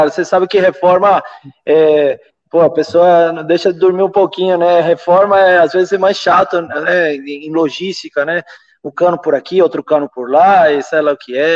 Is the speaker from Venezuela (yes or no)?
yes; Venezuela; eu comecei nos Andes, eu sou da Venezuela também